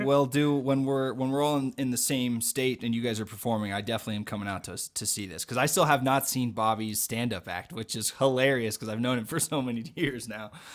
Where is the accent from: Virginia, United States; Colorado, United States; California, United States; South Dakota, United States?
Colorado, United States; I'm from Colorado